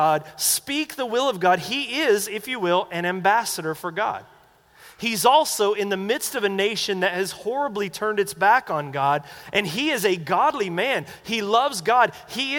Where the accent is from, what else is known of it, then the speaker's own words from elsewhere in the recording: North Carolina, United States; moved away; growing up in the Baptist church back in North Carolina